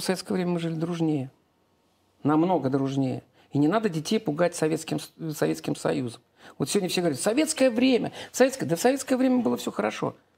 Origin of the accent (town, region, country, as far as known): Saint Petersburg, Russia; born or raised there; now in Domodedovo, Russia